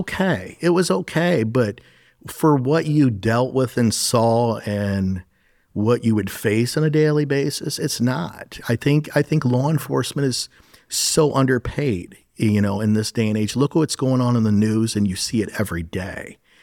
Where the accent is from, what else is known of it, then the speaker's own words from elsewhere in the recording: Sandusky County, Ohio, United States; My father actually was, um, he's now a retired captain of the Sandusky County Sheriff's Office